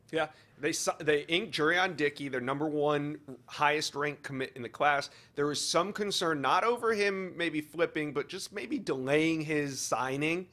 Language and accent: English; Tampa, Florida, United States; I am from the Tampa Bay area